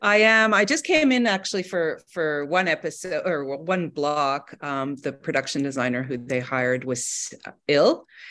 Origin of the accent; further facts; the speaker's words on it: Montreal, Quebec, Canada; I am from Montreal and and I have kids there